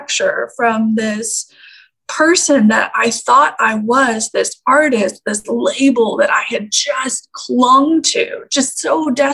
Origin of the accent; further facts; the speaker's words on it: Canada; I grew up in Canada